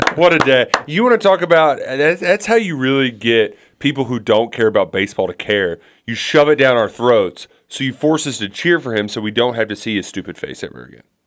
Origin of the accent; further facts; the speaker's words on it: Louisville, Kentucky, United States; we're from the Louisville Catholic community